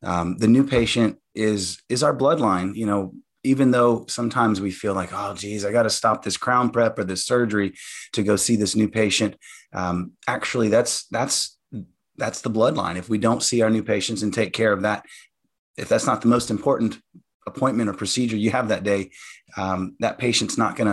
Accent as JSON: {"language": "English", "region": "Louisiana", "country": "United States", "tie": "born or raised there", "said": "growing up in Louisiana, we had, you know, good, strong family."}